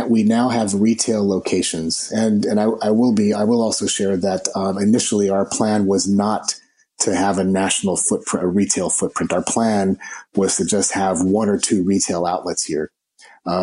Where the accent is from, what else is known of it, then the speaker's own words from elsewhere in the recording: Los Angeles, California, United States; I was born in East Los Angeles, Hispanic family, grandparents were immigrants.